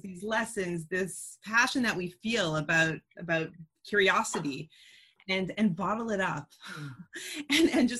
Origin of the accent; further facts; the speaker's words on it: Canada; I'm not even American. Like I'm not even voting. Okay. I'm Canadian.